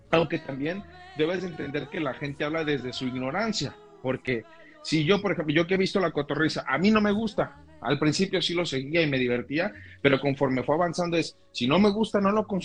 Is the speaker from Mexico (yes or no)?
yes; Mexico; en el caso de la cultura mexicana tenemos ese concepto